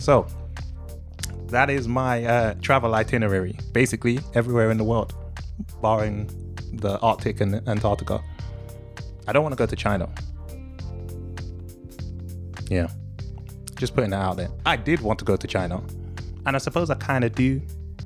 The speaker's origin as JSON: {"language": "English", "region": "England", "country": "United Kingdom", "tie": "born or raised there", "said": "I was born here. I've never set foot into any of the countries you're thinking of. I'm from England."}